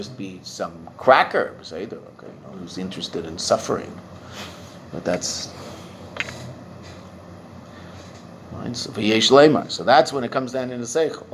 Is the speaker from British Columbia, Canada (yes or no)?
yes; Pacific Coast, British Columbia, Canada; I'm a, upper middle class Jewish boy who grew up in the city in Canada